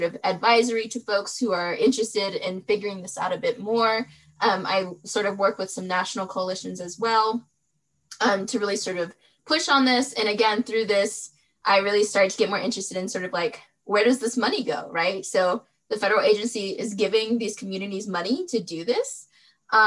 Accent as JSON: {"language": "English", "region": "Western North Carolina", "country": "United States", "tie": "born or raised there", "also_born_or_lived": "Durham, North Carolina", "said": "I was born in Western North Carolina, born and raised there"}